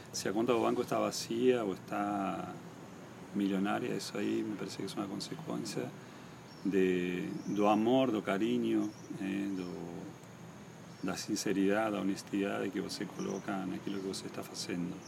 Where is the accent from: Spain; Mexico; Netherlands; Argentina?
Argentina; Posadas, Misiones; also born or lived in Buenos Aires; now in Balneário Camboriú, Brazil; Yo me crié en Posadas, en la ciudad de Posadas, que es la capital del estado de Misiones